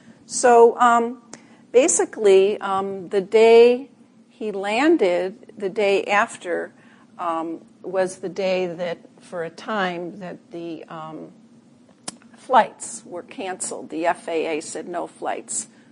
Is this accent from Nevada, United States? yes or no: no; Chicago, Illinois, United States; I'm originally from Chicago, too.